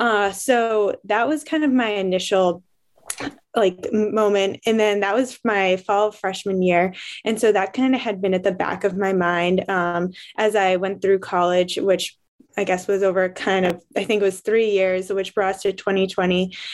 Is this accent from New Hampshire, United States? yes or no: yes; New Hampshire, United States; growing up white and in New Hampshire